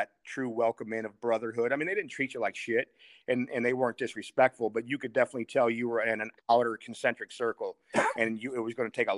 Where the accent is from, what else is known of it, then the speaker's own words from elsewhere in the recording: St. Louis, Missouri, United States; I'm from St. Louis here